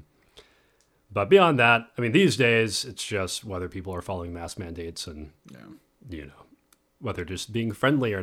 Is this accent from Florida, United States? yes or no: no; Nashville, Tennessee, United States; from Nashville